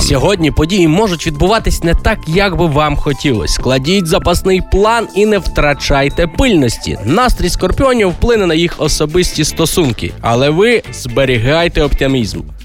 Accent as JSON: {"language": "Ukrainian", "region": "Galicia", "country": "Ukraine", "said": "Пляцок у нас кажуть на Галичині"}